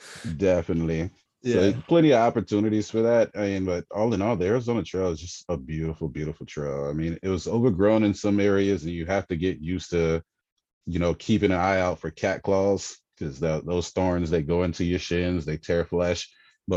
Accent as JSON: {"language": "English", "country": "Germany", "tie": "born there", "said": "You know, I was a I was an army brat. I was born in Germany, and on base where I went to school at, I was in first, maybe second grade."}